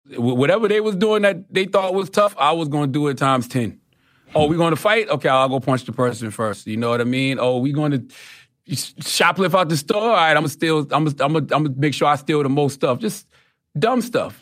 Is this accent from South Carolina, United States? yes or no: yes; Moncks Corner, South Carolina, United States; I'm from Moss Corner, South Carolina.